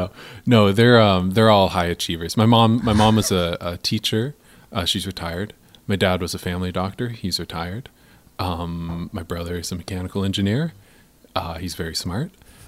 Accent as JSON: {"language": "English", "town": "Pullman", "region": "Washington", "country": "United States", "also_born_or_lived": "Boulder, Colorado", "moved": "as an adult", "said": "I'm from Pullman, Washington."}